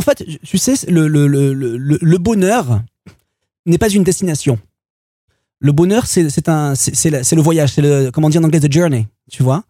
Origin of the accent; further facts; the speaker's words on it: Marseille, Provence-Alpes-Côte d'Azur, France; moved away as an adult; also born or lived in Paris; quand on vient de Marseille